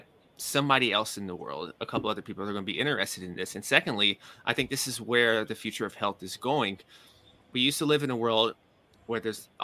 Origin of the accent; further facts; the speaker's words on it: Nashville, Tennessee, United States; moved away as an adult; also born or lived in New York City; I'm from Nashville, Tennessee. That's the southern portion of the U.S.